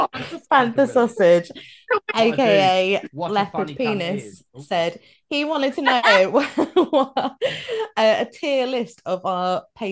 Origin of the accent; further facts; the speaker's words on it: Galloway, Scotland, United Kingdom; I'm from Galloway. It's basically Northern Ireland